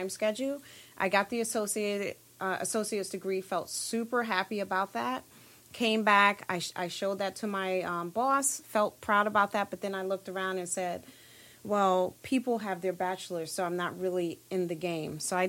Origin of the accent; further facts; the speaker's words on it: New York City, New York, United States; Born and raised in Brooklyn, New York, all of my life